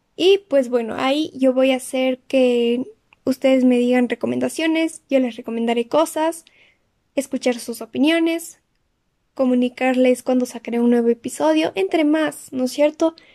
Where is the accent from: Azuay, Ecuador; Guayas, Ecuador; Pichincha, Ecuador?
Azuay, Ecuador; Cuenca; soy de Ecuador, de la ciudad de Cuenca